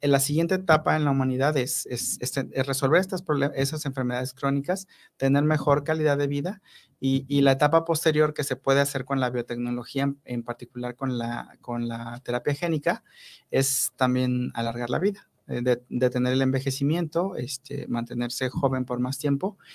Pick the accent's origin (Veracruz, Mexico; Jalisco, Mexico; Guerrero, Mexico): Veracruz, Mexico; Papantla; moved away as an adult; also born or lived in Mexico City; now in Morelos, Mexico; yo soy de Veracruz, yo soy de Papantla, Veracruz, es un lugar muy pequeño